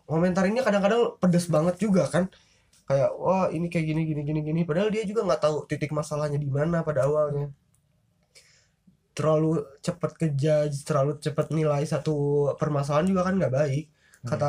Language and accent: Indonesian; West Java, Indonesia; padahal kan ya udah sih kalau emang misalkan gue Sunda kenapa ya udah